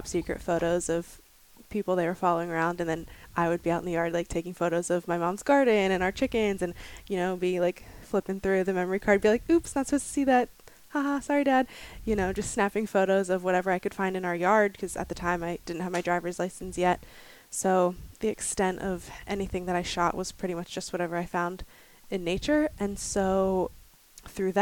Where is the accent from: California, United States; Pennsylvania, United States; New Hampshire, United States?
Pennsylvania, United States; Thomasville; I grew up in Pennsylvania in a really small town called Thomasville